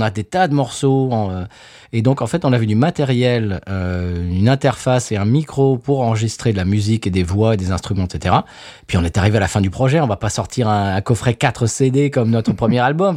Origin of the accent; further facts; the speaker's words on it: France; now in United States; on est français mais qu'on habite aux États-Unis